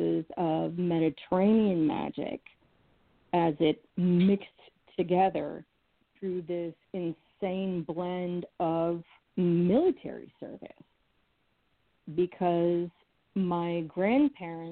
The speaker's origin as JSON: {"language": "English", "area": "New England", "region": "Massachusetts", "country": "United States", "tie": "born or raised there", "said": "I was raised in New England"}